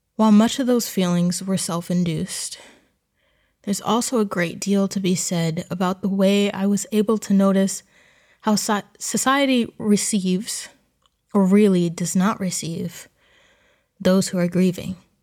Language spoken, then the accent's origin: English; New Jersey, United States; moved away as an adult; Growing up in Jersey meant that there were farms involved in almost everything we did